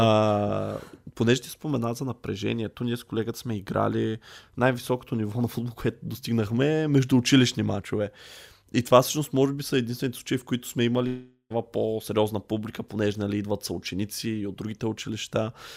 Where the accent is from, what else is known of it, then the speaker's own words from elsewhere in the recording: Targovishte, Targovishte Province, Bulgaria; ние с колегата сме от търговище